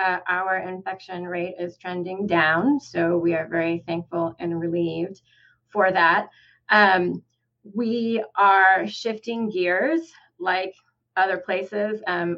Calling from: Ithaca, New York, United States; also born or lived in Houston

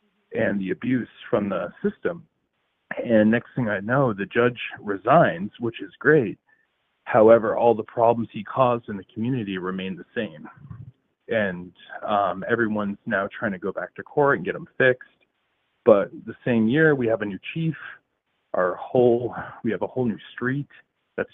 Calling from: New Hampshire, United States; I'm actually calling from New Hampshire.

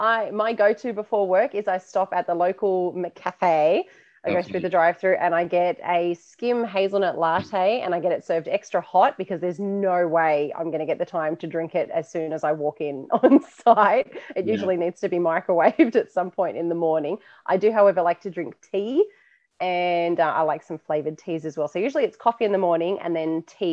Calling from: Sydney, New South Wales, Australia; Yes, I'm in southwest Sydney, which up until recently was one of the hottest of hot spots. I work and live in the hot spot.

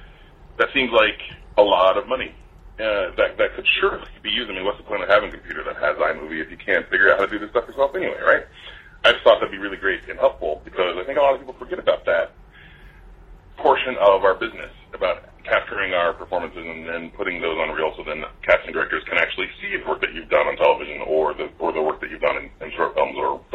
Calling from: Los Angeles, California, United States; I'm calling from Hollywood, USA.

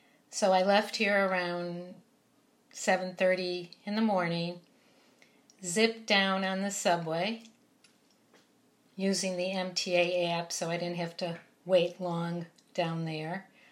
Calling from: New York City, New York, United States; I'm reporting from New York City.

